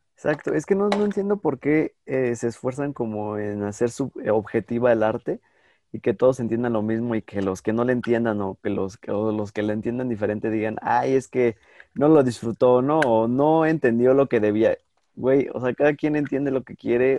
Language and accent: Spanish; Mexico; somos mexicanos